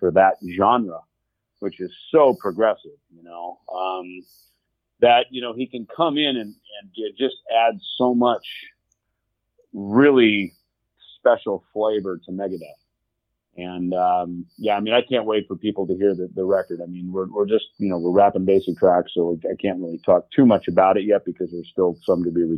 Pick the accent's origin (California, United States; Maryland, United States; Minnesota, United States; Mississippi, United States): Minnesota, United States; Jackson; moved away; around Jackson, Minnesota, my hometown